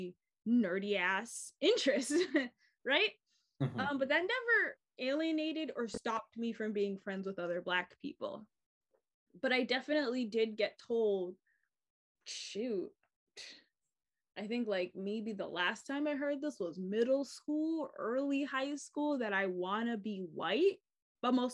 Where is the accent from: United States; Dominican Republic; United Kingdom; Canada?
United States; I'm an American and I am Black and like mixed, but like, I'm not African American